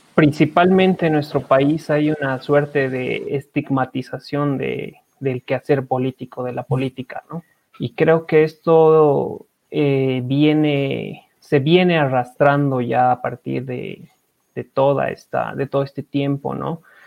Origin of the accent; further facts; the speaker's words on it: Bolivia; como bolivianos